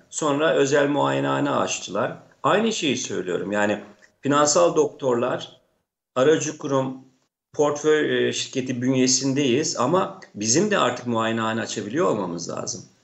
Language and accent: Turkish; Çayeli, Rize Province, Turkey; Ben Rize Çayeli'liyim. Ee, Çayeli'nde 5-10 tane e, mali müşavir vardır.